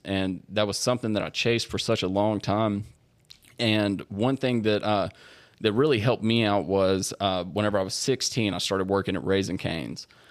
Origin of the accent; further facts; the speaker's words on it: Shreveport, Louisiana, United States; was born and raised in Shreveport